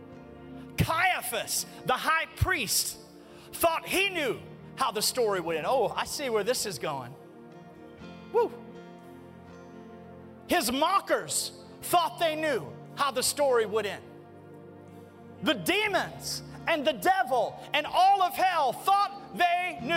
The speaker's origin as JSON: {"language": "English", "town": "Birmingham", "region": "Alabama", "country": "United States", "tie": "born or raised there", "said": "I grew up in Birmingham"}